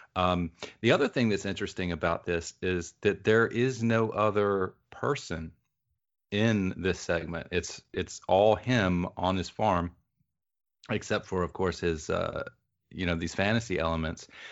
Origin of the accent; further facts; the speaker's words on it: the rural South, United States; when I say I grew up in the South, I mean I grew up in the rural South.